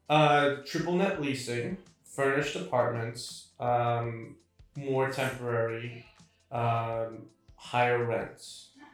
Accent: Sydney, New South Wales, Australia; moved away as an adult; also born or lived in Hamilton, New York, United States; now in New York, United States; I moved with her at the age of five uh, to Sydney, Australia, where, which is where I grew up. And from the age of five to 24 and a half, I was in Sydney.

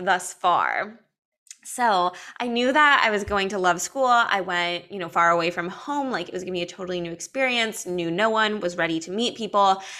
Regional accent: Los Angeles, California, United States; I grew up in Los Angeles as a performing artist

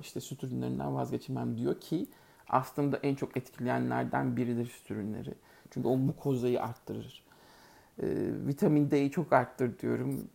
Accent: Turkey; moved away

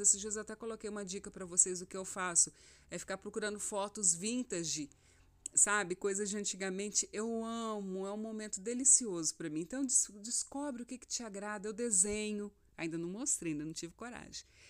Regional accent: Rondonópolis, Mato Grosso, Brazil; moved away as an adult; also born or lived in Cuiabá; eu sou de Rondonópolis, eu estava em Cuiabá já há alguns anos e eu recebi uma direção de Deus para voltar

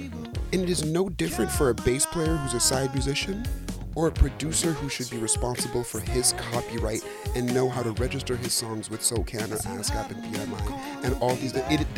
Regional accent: Senegal; I'm Senegalese, I'm from West Africa

